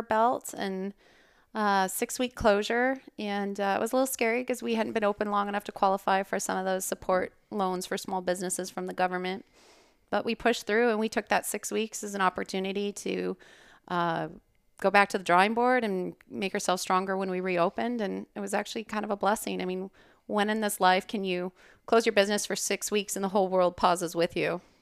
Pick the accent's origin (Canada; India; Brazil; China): Canada; Calgary, Alberta; moved away as an adult; now in Scottsdale, United States; originally born and raised in Calgary, Alberta. That's Canada. And, uh, I moved to the U S for undergrad and optometry school. I'm an optometrist here in Scottsdale